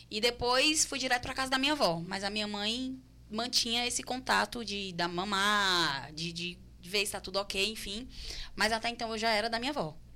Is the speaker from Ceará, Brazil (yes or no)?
yes; Juazeiro do Norte, Ceará, Brazil; also born or lived in Fortaleza, Ceará; Não fui criada em Fortaleza, fui criada no interior, em Juazeiro do Norte, mas a gente tava na Serrinha até um dia desse, né, era, Diogo? Era, até, até um ano e meio atrás a gente estava na Serrinha em Fortaleza.